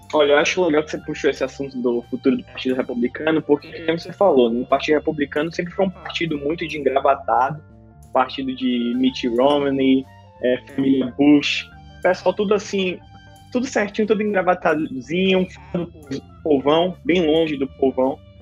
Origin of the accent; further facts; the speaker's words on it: Salvador, Bahia, Brazil; now in United States; sou de Salvador, Bahia